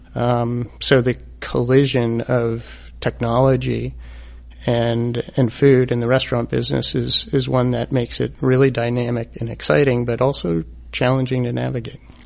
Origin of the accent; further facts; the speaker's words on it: East Coast, United States; moved away as an adult; also born or lived in San Francisco Bay Area / Santa Monica; I'm from the East Coast